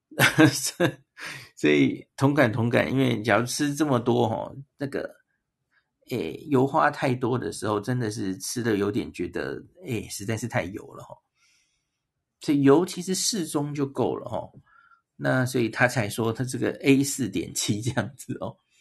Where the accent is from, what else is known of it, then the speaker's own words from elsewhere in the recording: Taiwan; 我们是台湾来的